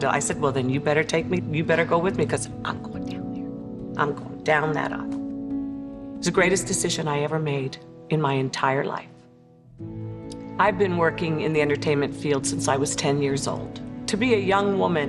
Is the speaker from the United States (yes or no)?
yes; Maryland, United States; also born or lived in Paris, France; I was born in Paris, France, but I grew up in Maryland